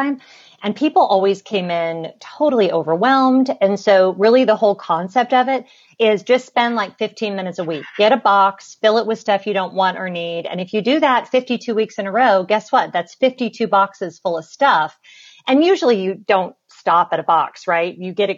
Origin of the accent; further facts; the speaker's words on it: Southern California, United States; since I was a very, very young child growing up in Southern California